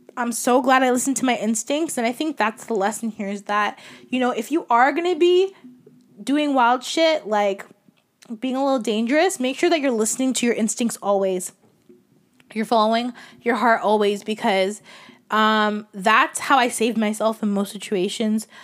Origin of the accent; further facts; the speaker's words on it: Toronto, Ontario, Canada; growing up in Scarborough